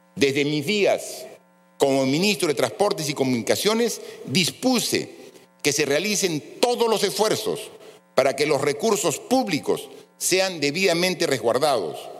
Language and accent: Spanish; Peru; como cualquier peruano